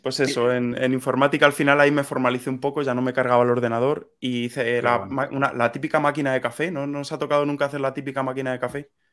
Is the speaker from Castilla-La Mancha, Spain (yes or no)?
yes; Sonseca, Castilla-La Mancha, Spain; moved away as an adult; also born or lived in Madrid / Italy; yo soy de un pueblecito de, Toledo, se llama Sonseca